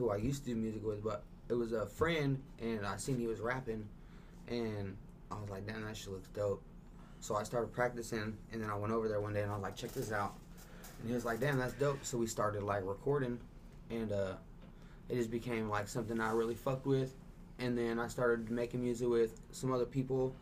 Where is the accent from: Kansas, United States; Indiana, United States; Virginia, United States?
Kansas, United States; Dodge City; moved away as an adult; now in Tulsa, United States; I'm from Dodge City, Kansas